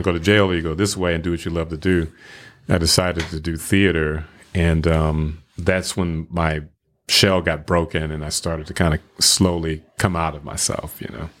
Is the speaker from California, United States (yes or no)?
no; Flint, Michigan, United States; now in Memphis, United States; I'm originally from Flint, Michigan